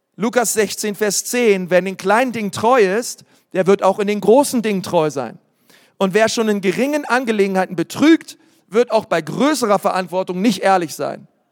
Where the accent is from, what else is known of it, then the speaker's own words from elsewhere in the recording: Berlin, Germany; ich komme aus Berlin